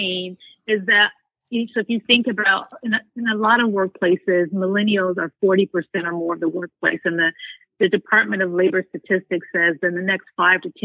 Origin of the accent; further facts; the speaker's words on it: United States; as an American and as a Black woman